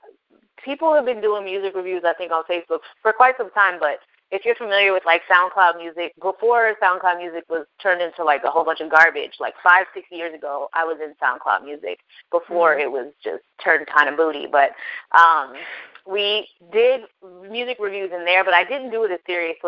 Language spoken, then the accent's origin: English; Yorktown, Virginia, United States; moved away as an adult; now in Minnesota, United States; I'm originally from Yorktown, Virginia, 757. It's my home